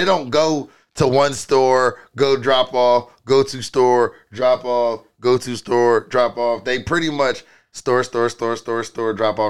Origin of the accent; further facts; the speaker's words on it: Philadelphia, Pennsylvania, United States; I'm from Philly.